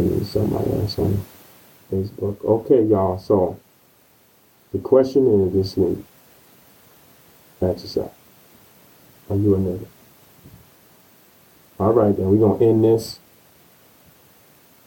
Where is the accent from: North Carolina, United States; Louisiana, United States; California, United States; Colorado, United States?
North Carolina, United States; moved away; my hometown, North Carolina